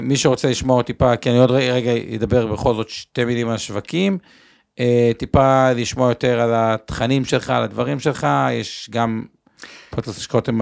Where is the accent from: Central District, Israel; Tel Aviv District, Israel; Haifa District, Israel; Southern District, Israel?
Tel Aviv District, Israel; Tel Aviv; בתור תל אביבי